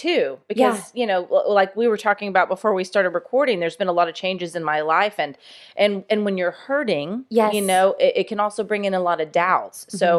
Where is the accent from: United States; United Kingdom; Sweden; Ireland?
United States; Jacksonville, Florida; how the death penalty has been impacted by the murder of a little playmate that I had growing up in Jacksonville.